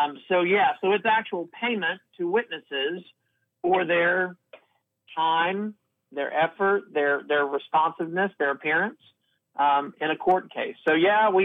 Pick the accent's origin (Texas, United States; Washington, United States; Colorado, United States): Texas, United States; Houston; Born and raised in Houston, lived in Texas most of my life